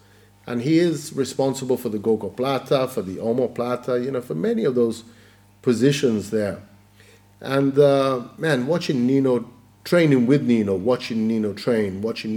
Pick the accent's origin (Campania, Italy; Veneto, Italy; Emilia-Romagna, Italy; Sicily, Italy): Sicily, Italy; now in United Kingdom; I'm from Sicily.